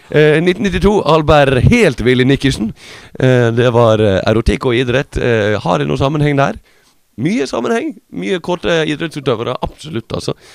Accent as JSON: {"language": "Norwegian", "region": "Møre og Romsdal", "country": "Norway", "said": "så kommer jeg fra Smadre."}